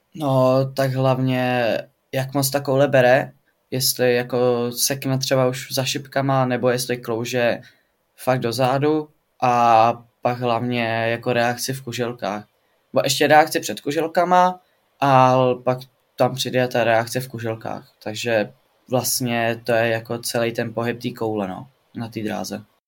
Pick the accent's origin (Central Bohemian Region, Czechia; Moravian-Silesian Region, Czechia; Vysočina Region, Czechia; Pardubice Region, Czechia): Pardubice Region, Czechia; Pardubice; Studuju sportovní gymnázium tady u nás v Pardubicích